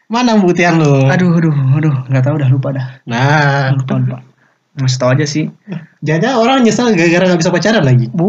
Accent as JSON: {"language": "Indonesian", "region": "Aceh", "country": "Indonesia", "said": "Iya gue dari Aceh dah. Da biasa sering camuk sana. Dari Aceh jauh juga coba."}